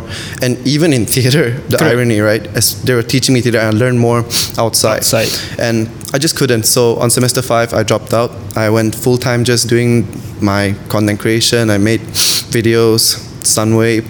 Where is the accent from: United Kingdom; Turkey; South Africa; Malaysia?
Malaysia; I'm half Chinese and I'm half Swedish. Yeah, but I'm totally Malaysian. So look at me, I'm Malaysian